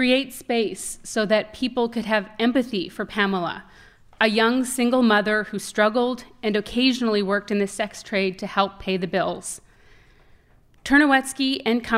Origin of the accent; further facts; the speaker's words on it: Saskatchewan, Canada; not far from where I grew up in Saskatchewan